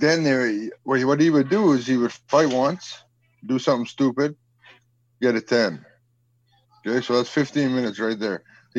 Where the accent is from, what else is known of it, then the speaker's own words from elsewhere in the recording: Saskatchewan, Canada; I'm very proud to say I'm from Saskatchewan. I grew up there.